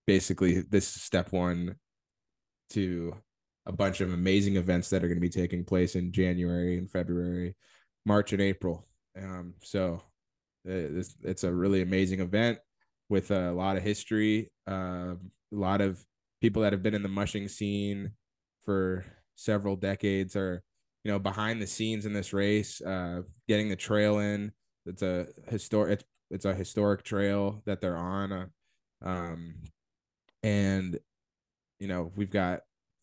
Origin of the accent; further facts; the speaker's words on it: Georgia, United States; moved away; we grew up in Georgia